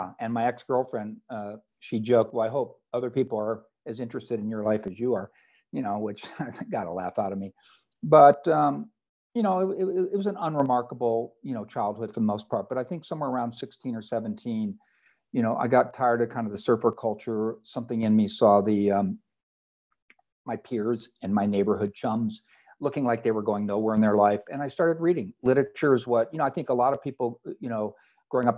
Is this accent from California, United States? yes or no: yes; San Diego, California, United States; also born or lived in Merced, California; I was born in California in Merced, but I actually grew up in San Diego. My parents moved here when I was 5 years old.